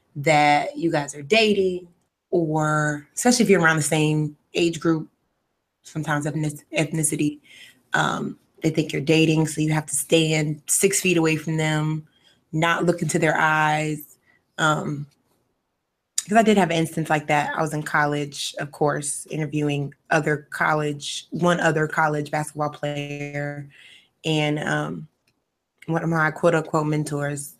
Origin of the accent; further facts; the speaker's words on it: North Carolina, United States; I'm from North Carolina